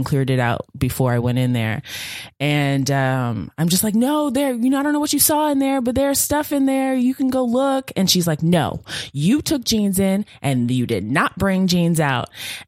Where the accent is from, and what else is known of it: Virginia, United States; born or raised there